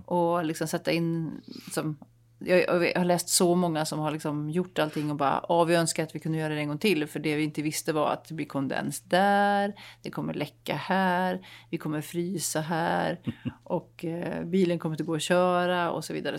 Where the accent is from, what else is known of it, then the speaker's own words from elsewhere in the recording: Dalsland, Västra Götaland, Sweden; moved away; jag åkte till min hembygd i Dalsland